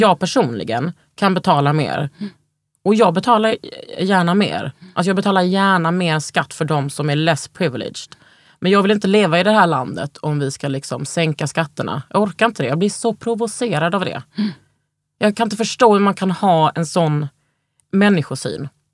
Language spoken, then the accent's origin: Swedish; Lund, Skåne, Sweden; moved away; also born or lived in Malmö / Stockholm; Jag är ju från Lund, men liksom, jag har ändå bott i, i, i Malmö.